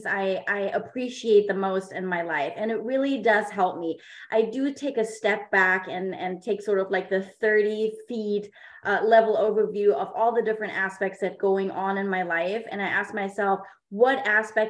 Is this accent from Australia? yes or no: no; Germany; English is a second language; now in San Diego, United States; I am a native of Germany. I was born in Germany